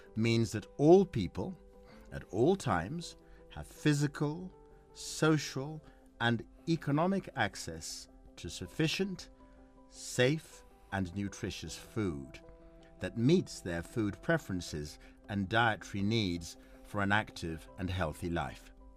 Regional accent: Kenya; I'm a Kenyan

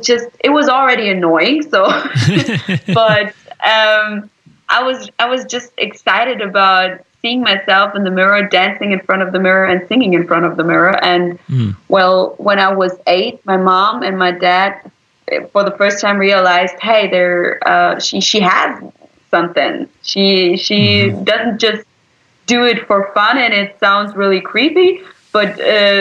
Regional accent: Berlin, Germany; I was born in Berlin, so I am completely German.

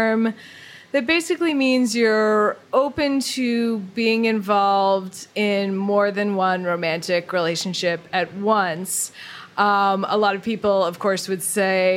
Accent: Boston, Massachusetts, United States; I'm from Boston

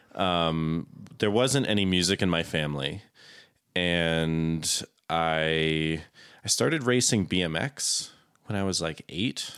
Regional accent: Florida, United States; also born or lived in Plymouth, Massachusetts; I am essentially from Florida. Okay. I'm a Florida man

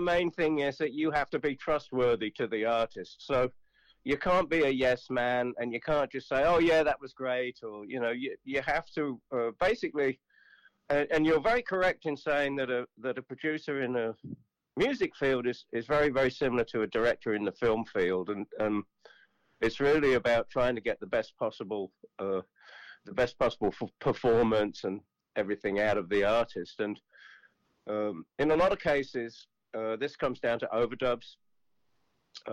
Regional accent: Kettering, East Midlands, United Kingdom; also born or lived in Harrogate, Yorkshire; now in New York, United States; I was born in Yorkshire, in Harrogate, in Yorkshire, back in the 50s. I was only there for about 3 years, and then when I was about three or four, my parents moved to Kettering, which is in the Midlands, about 95 miles north of London. And I grew up there for the most part.

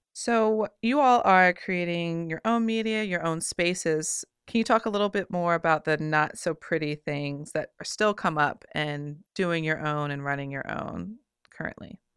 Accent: Richmond, Virginia, United States; my hometown right here in Richmond

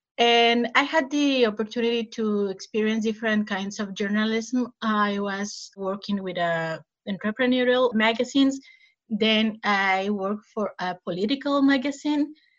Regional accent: Sonora, Mexico; also born or lived in Mexico City; I'm Mexican-American. I grew up in Sonora, which is a state in the border with Arizona.

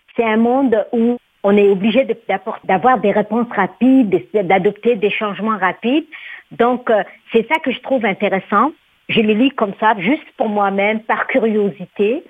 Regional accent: Djibouti; now in Canada; dans mon pays d'origine, Djibouti

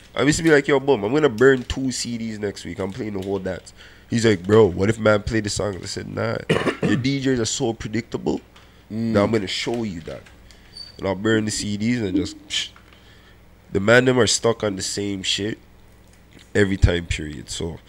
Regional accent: Alabama, United States; cause like I grew up in Alabama.

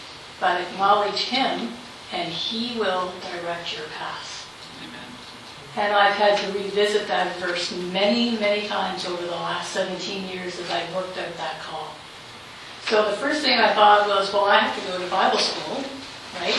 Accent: Halifax, Nova Scotia, Canada; I'm from Halifax, Nova Scotia

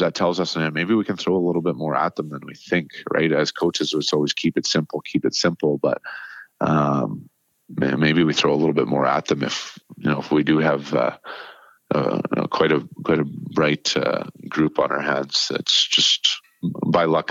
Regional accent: Nanaimo, British Columbia, Canada; moved away; I was, again, just 24 years old in my hometown, coaching 20-year-olds

